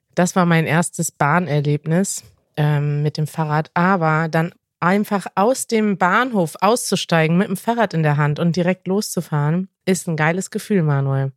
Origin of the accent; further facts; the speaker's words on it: Münster, North Rhine-Westphalia, Germany; moved away; in meiner Heimatstadt